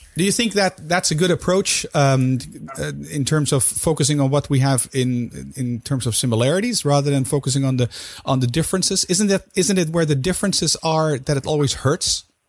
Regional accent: Netherlands; both being Dutch.

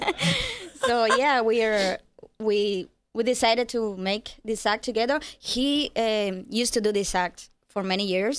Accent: Cuba; moved away; I'm from Cuba.

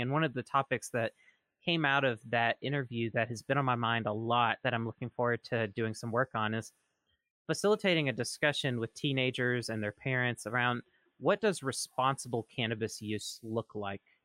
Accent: rural Mississippi, United States; where I'm from, in my little town, in rural Mississippi

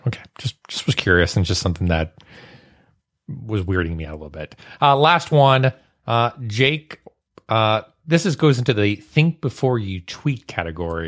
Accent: Maryland, United States; I'm from Maryland

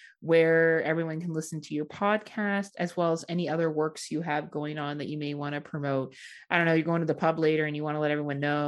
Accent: Canada; I'm Canadian

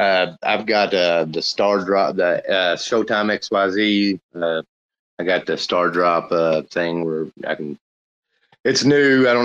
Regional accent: Louisville, Kentucky, United States; Kentucky. Louisville. Louisville.

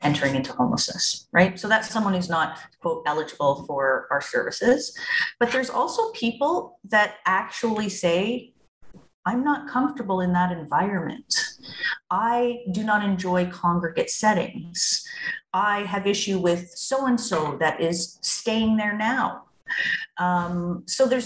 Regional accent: Toronto, Ontario, Canada; moved away; I'm from Toronto

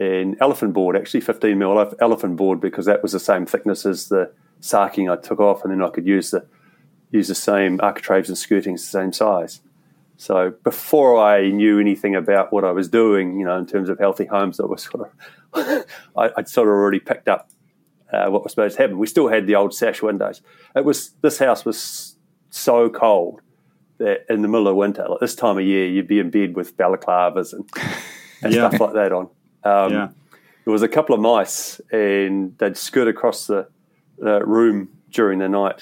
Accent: Masterton, Wellington, New Zealand; also born or lived in Rangiora, Canterbury, New Zealand / United Kingdom; now in Canterbury, New Zealand; I was born here in Canterbury and Rangiora, but quite a young age we went up to the Wairarapa. And eventually we relocated an 1860s two-story home and put it on a section just outside of Masterton.

